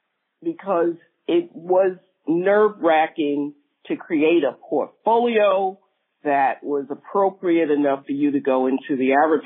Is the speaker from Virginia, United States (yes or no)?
no; New York City, New York, United States; I'm from Brooklyn, New York, and I've been here in Williamsburg